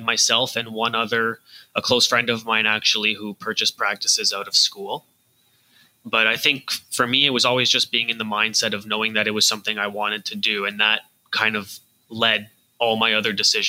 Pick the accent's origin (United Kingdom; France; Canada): Canada; I am Canadian.